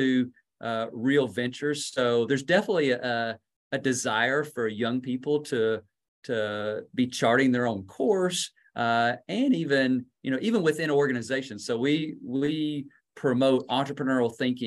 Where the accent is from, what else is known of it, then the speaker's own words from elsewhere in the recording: Kentucky, United States; now in North Carolina, United States; I grew up in Kentucky, so there's basketball in my blood.